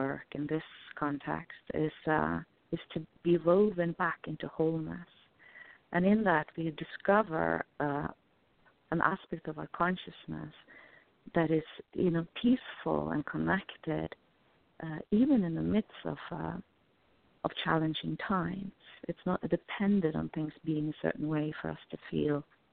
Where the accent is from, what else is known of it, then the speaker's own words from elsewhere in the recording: Norway; I come from Norway